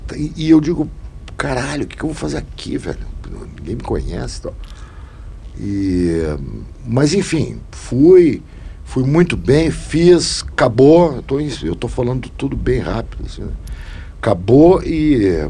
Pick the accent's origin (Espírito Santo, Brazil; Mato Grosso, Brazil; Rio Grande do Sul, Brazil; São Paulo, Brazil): Rio Grande do Sul, Brazil; eu, como gaúcho